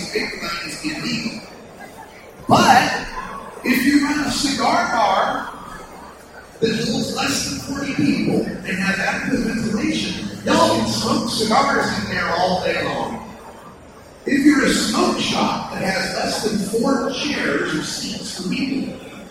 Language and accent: English; Boise, Idaho, United States; now in Oregon, United States; I'm from Boise originally